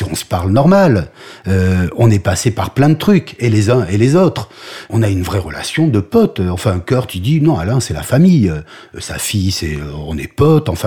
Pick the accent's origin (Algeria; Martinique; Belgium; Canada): Algeria; born there; je suis un chanteur de rock. Euh, je suis né en Algérie, point.